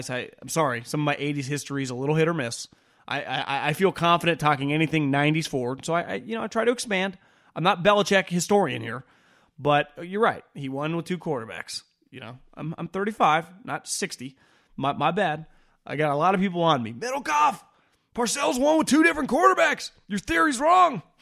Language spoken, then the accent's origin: English; Puerto Rico; born there; I was born in Puerto Rico. I started to follow sports in the late 70s.